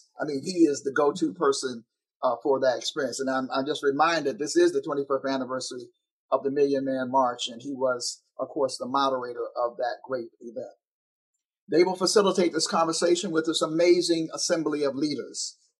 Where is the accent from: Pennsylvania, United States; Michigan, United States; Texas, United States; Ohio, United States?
Pennsylvania, United States; Pittsburgh; I grew up in part in the Hill District up that way. So I have a special affinity for the city of Pittsburgh.